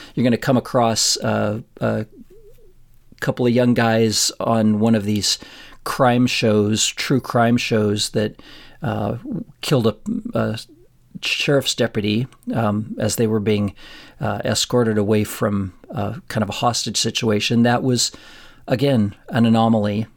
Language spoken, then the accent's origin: English; Florence, Colorado, United States; moved away as an adult; also born or lived in Pueblo, Colorado; now in Cleveland, United States; there's my hometown, and it's forty miles northwest into Colorado Springs